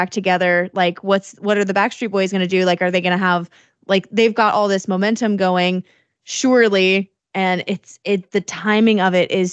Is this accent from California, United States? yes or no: no; Decatur, Illinois, United States; my hometown in Decatur, Illinois